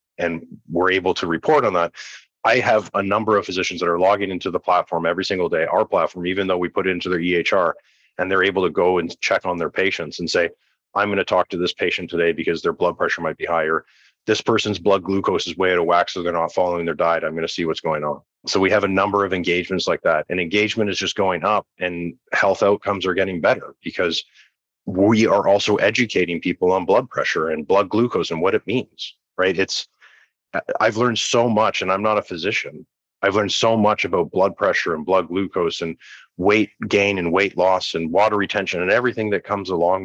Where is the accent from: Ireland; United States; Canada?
Canada; I'm Canadian, so I come from the Canadian healthcare system